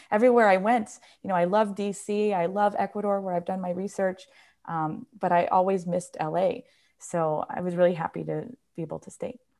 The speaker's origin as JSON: {"language": "English", "region": "New York", "country": "United States", "moved": "yes", "said": "I'm from New York"}